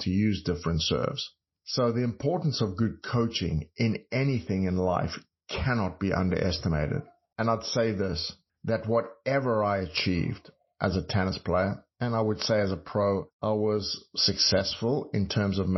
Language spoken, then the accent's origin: English; South Africa; moved away as an adult; also born or lived in Texas; growing up in South Africa